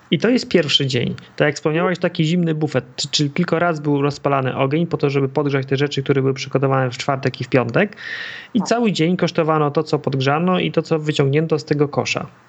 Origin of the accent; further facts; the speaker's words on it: Masovian Voivodeship, Poland; Ja się wychowałem w centralnym Mazowszu